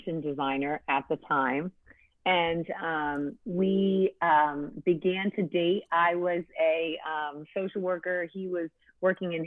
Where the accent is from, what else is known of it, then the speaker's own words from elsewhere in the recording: New England, United States; I grew up in church in New England